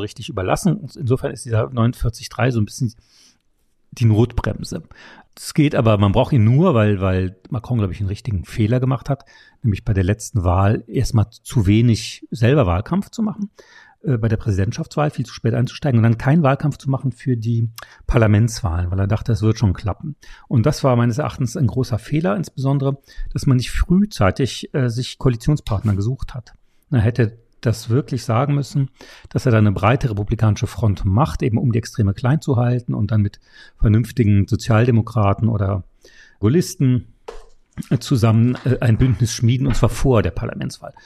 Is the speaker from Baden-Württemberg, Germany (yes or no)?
no; Saarland, Germany; mein Heimatland, das Saarland